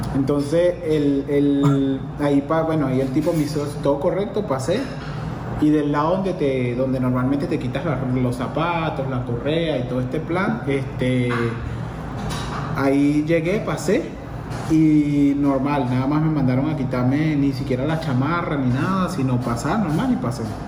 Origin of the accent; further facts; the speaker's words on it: Venezuela; moved away; soy venezolano